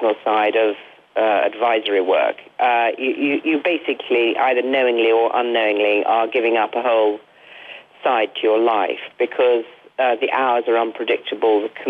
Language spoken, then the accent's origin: English; Derby, East Midlands, United Kingdom; I was born in Derby, which is a rather uninteresting town in the middle of England, and had a sort of perfectly normal middle-class sort of upbringing